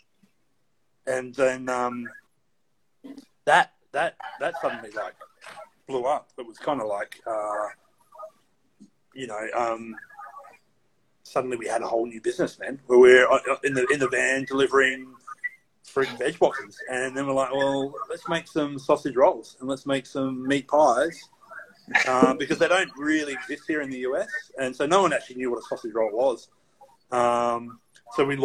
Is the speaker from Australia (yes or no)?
yes; Australia; moved away as an adult; now in United States; coming from Australia, like what we grew up with in Australia